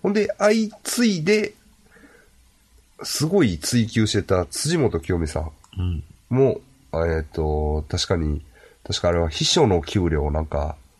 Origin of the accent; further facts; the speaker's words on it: Ashiya, Hyogo, Japan; 僕も芦屋出身ですから、はい、西宮神社にはまあ、まあ、よう、よう行ったというか、ちっちゃい頃からね